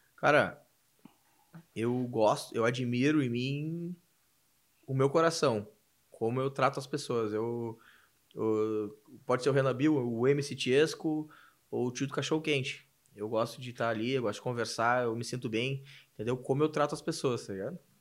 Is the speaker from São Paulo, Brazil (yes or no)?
no; Cidreira, Rio Grande do Sul, Brazil; now in Porto Alegre, Brazil; pra mim é o meu porto seguro é cidreira é a cidade onde minha mãe mora, onde tem meus amigos, onde me criei.